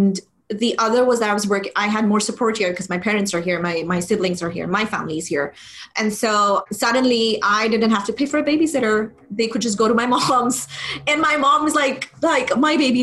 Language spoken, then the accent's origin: English; Pakistan; moved away as an adult; also born or lived in United Arab Emirates; born and brought up in Pakistan, but I moved to the UAE in 2007.